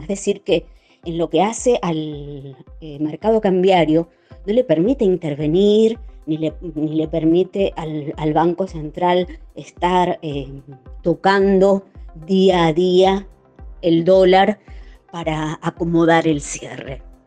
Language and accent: Spanish; Argentina; como los argentinos nos medimos